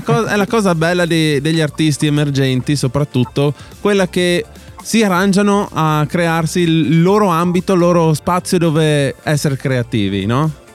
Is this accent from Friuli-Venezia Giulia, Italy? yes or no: yes; Upper Carnia, Friuli-Venezia Giulia, Italy; noi siamo dell'Alta Carnia, Alto Friuli